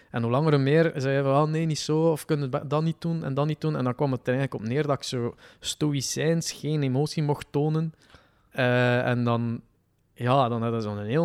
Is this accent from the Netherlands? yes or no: no; West Flanders coast, Belgium; accent: West Flemish; Ik ben dus van de kust.